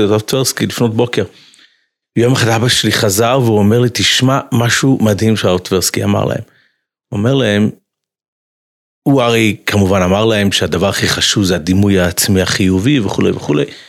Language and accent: Hebrew; United States; moved away; אני גדלתי בחצר של ריז'ן, של קפיצ'ניץ בארצות הברית